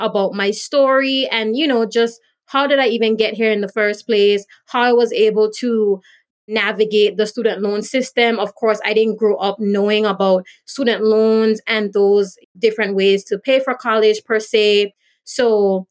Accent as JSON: {"language": "English", "country": "British Virgin Islands", "tie": "born or raised there", "also_born_or_lived": "U.S. Virgin Islands", "moved": "yes", "lives_now": "Florida, United States", "said": "I grew up in the British Virgin Islands and I was born in the U.S. Virgin Islands"}